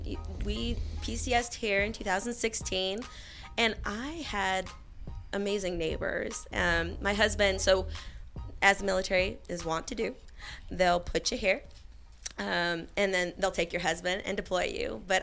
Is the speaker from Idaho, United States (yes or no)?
yes; Idaho, United States; also born or lived in Hawaii; now in Clarksville, United States; I'm at Idaho, just a little bit north of Boise.